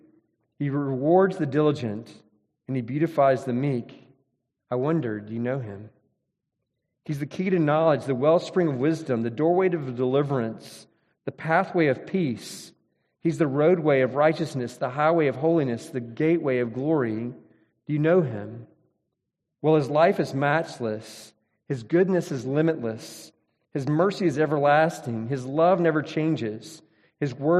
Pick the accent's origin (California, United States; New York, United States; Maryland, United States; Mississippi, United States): Mississippi, United States; I grew up in Mississippi.